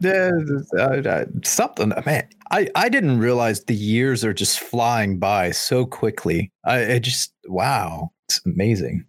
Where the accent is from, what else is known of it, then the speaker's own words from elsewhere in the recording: United States; as an American